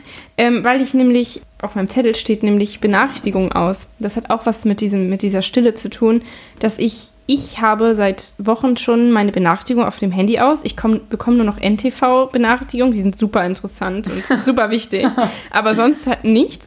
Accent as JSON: {"language": "German", "town": "Lübeck", "region": "Schleswig-Holstein", "country": "Germany", "said": "ich komme aus Lübeck"}